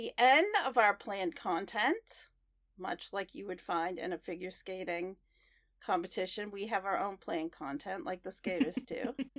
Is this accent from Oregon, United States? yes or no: yes; Portland, Oregon, United States; people I don't normally see in the skating world in my hometown.